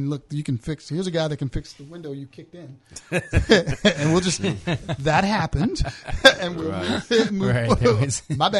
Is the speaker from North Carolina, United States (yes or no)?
yes; Winston-Salem, North Carolina, United States; now in New Orleans, United States; I'm originally from Winston-Salem, North Carolina. So when the storm happened, I'm the only one that moved away in my entire family.